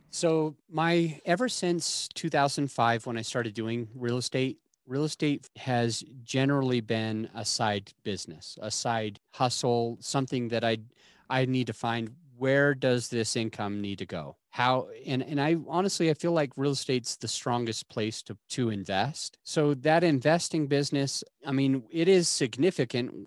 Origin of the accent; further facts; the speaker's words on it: Utah, United States; where I grew up in Utah